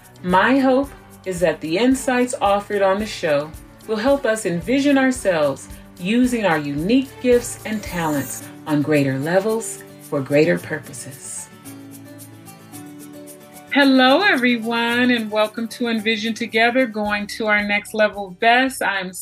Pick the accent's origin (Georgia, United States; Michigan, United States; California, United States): California, United States; I'm born and raised in California